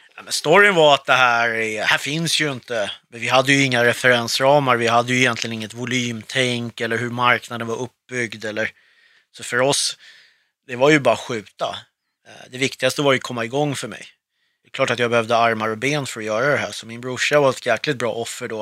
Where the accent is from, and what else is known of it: Stockholm, Stockholm County, Sweden; born or raised there; also born or lived in Beirut, Lebanon / Södertälje